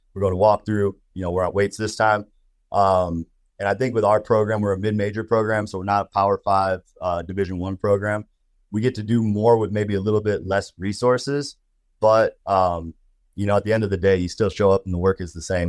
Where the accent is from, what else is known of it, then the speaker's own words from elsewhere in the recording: Wisconsin, United States; moved away; also born or lived in Minnesota / Colorado; I grew up in Wisconsin